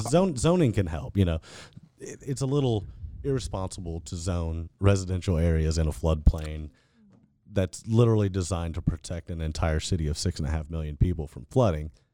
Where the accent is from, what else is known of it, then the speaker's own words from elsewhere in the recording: Fort Bend County, Texas, United States; born and raised in Fort Bend County and did all my schooling in Fort Bend I S D.